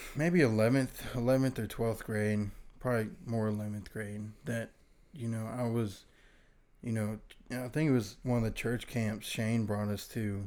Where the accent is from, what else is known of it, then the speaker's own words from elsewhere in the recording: Virginia, United States; now in Mississippi, United States; I was originally from Virginia.